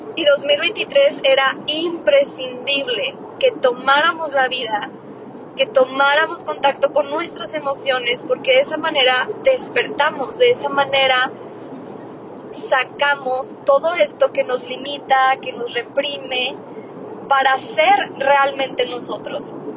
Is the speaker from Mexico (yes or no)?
yes; Cuauhtémoc, Mexico; moved away; está en Coutemoc, yo nací en Coutemoc